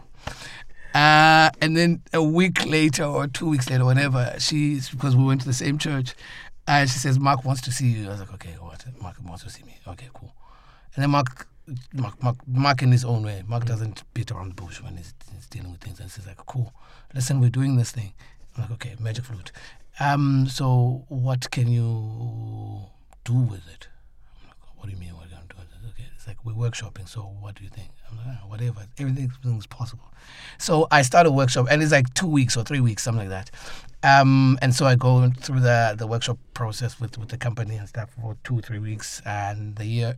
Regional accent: South Africa; I'm from South Africa and Africa

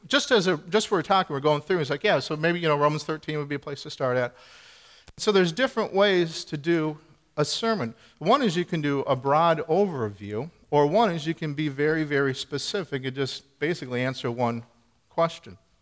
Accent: Midwest, United States; now in New Hampshire, United States; we're both from the Midwest. I grew up in the country, you know, the rural area

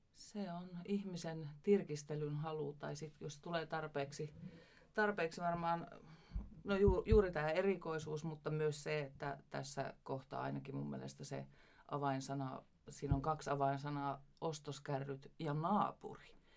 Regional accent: Ivalo, Lapland, Finland; minä olen syntynyt Ivalossa

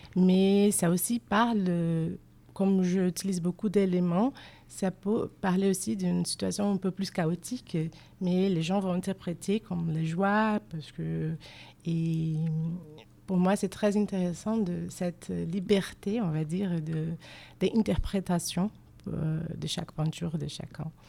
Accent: Rio de Janeiro, Brazil; French is a second language; moved away as an adult; now in Bordeaux, France; je viens de, la ville de Rio de Janeiro

